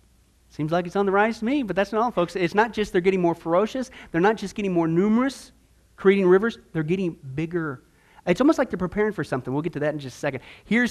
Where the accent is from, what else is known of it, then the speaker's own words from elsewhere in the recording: Midwest, United States; now in Arizona, United States; I grew up in the Midwest.